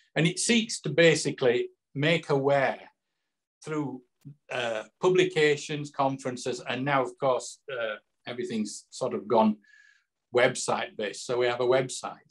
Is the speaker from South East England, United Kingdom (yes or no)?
no; Yorkshire and the Humber, United Kingdom; now in Somerset, United Kingdom; I'm from Yorkshire originally, as you probably tell. Well, Scott will tell from my accent. But I now live down in Somerset